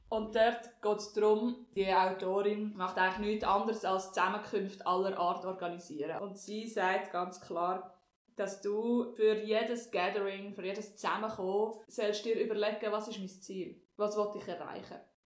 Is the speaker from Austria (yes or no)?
no; Switzerland; Wir sind als Zürcher und Basler sind wir eigentlich die Ausländer dort